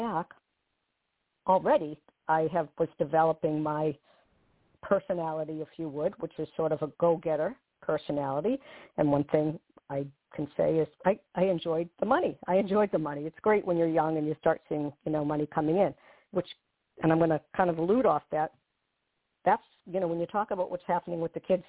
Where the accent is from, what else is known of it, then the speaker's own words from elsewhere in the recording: Walpole, Massachusetts, United States; accent: Bostonian; I was born in a middle-class suburban town outside of Boston, called Walpole, very small town